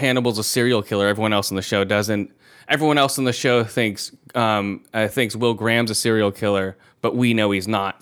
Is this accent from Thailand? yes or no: yes; Thailand; moved away; I was born in Thailand, so I'm Asian